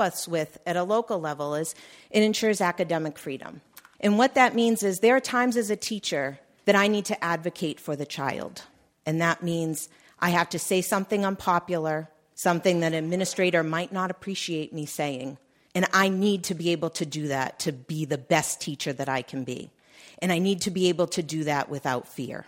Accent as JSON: {"language": "English", "region": "Massachusetts", "country": "United States", "said": "I'm from the Commonwealth of Massachusetts"}